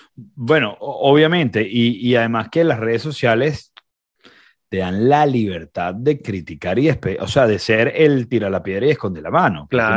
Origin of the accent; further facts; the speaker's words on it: Venezuela; moved away as an adult; now in Recife, Brazil; como venezolanos